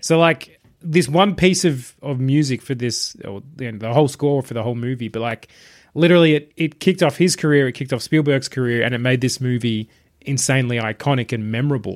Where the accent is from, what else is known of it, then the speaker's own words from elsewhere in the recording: Australia; being an Australian